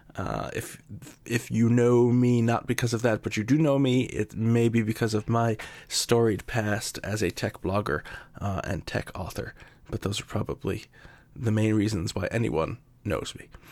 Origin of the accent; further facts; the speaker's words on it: Yonkers, New York, United States; I was born and raised in New York, uh, right outside of New York City in a town called Yonkers